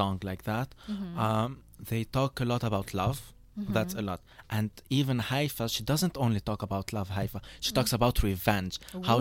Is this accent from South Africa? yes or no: no; Lebanon; with the people that I hang out with in Lebanon, mm-hmm. because we're all English educated uh-huh. and from an English school